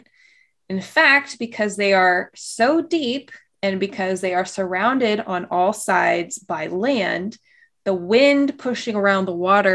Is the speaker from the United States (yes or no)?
yes; Michigan, United States; I'm from Michigan